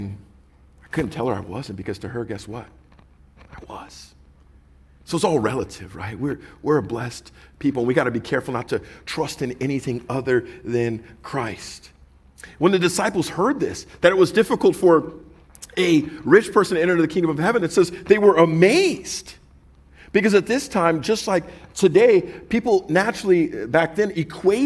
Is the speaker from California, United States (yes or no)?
yes; Orange County, California, United States; we were from, Orange County